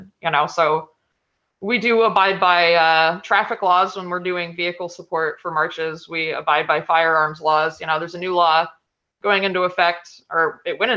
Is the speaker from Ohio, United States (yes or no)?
no; Florida, United States; I'm from Florida